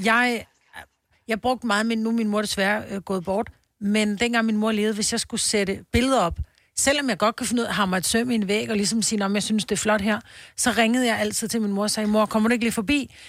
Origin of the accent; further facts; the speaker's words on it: Copenhagen, Capital Region of Denmark, Denmark; moved away; also born or lived in Roskilde / Stenløse; Jeg er født på Amager